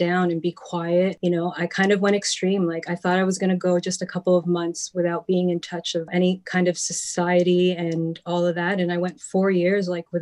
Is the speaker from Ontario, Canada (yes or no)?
yes; Toronto, Ontario, Canada; also born or lived in Vaughan; I am from Toronto originally, raised in the Lakeshore area